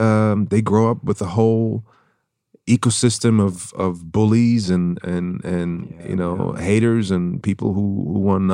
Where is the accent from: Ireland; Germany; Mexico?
Germany; first language German; English is a second language; moved away; also born or lived in Vienna, Austria; Born in Austria, in Vienna. Mm-hmm. Grew up in Germany. My mom's German.